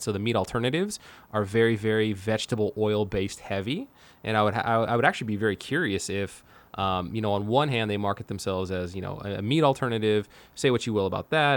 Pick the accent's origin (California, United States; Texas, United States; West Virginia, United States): California, United States; Manteca; My hometown, my hometown of Manteca, California